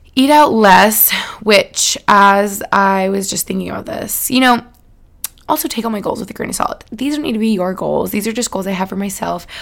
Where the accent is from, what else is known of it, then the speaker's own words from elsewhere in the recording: Albany, New York, United States; moved away; I spent some time in Albany Albany, New York. Shout out my hometown where I grew up with my fam